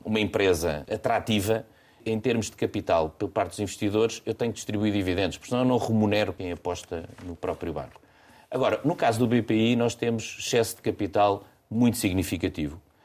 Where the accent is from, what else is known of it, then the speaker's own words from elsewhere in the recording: Portugal; eu sou português